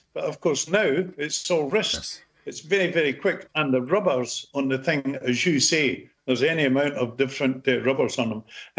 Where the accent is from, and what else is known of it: Edinburgh, Scotland, United Kingdom; born or raised there